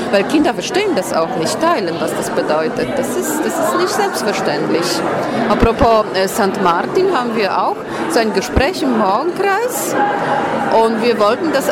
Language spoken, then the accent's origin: German; Poland; German is a second language; moved away; ich komme aus Polen, ich, ich habe erlebt, äh, äh äh, Zeiten äh, mit, mit Gutscheinen, mit diesen Zettelnahrung war verteilt. Und äh, ich, bin, ich lebe schon hier ein Viertel Jahrhundert